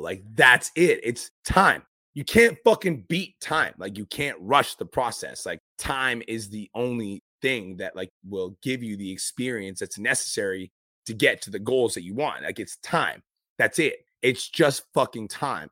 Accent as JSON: {"language": "English", "country": "Canada", "said": "I'm here from Canada"}